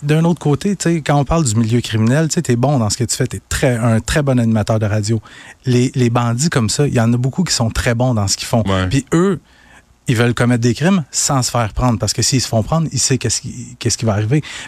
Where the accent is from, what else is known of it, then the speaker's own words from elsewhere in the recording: Quebec, Canada; ici, chez nous, au Québec